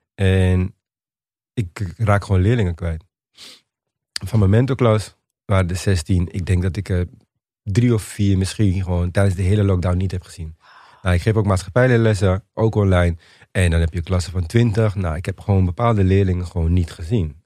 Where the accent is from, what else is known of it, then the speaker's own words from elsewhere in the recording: Suriname; now in Netherlands; ik ben in Suriname geboren